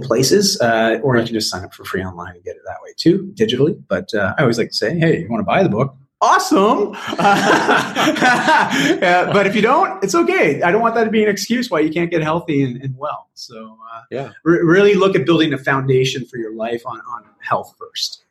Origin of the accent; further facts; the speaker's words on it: Canada; also born or lived in Toronto / Vancouver; my my great great great grandparents were, were from Wales, and, uh, but I'm Canadian